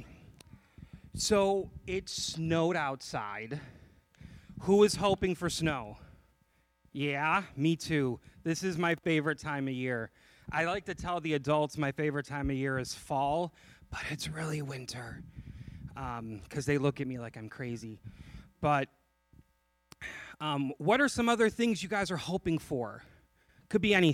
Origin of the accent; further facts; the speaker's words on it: just outside of Chicago, Illinois, United States; I grew up in Illinois, just outside of Chicago